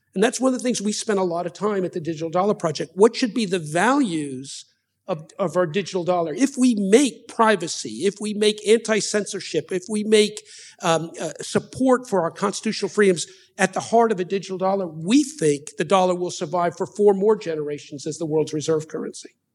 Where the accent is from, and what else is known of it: United States